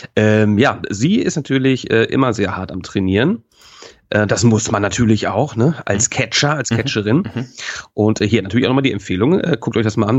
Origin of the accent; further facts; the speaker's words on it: North Rhine-Westphalia, Germany; born or raised there; now in Hamburg, Germany